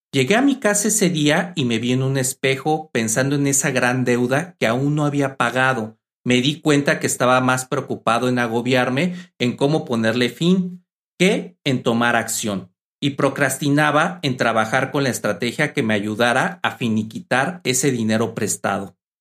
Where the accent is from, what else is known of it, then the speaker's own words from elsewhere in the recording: Mexico; mi país México